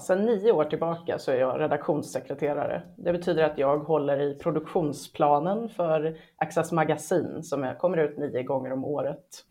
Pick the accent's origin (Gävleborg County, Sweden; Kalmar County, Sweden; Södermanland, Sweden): Gävleborg County, Sweden; Hälsingland; moved away as an adult; now in Stockholm, Sweden; Jag är född i Stockholm, men när jag var ett halvår så flyttade mamma och pappa eh, tillbaka till pappas hus i Hälsingland.